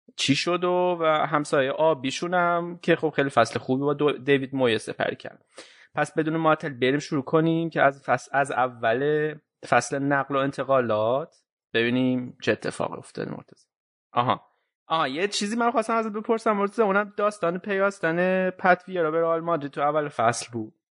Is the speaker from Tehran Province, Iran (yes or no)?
no; Isfahan, Iran; من که بچه اصفهانم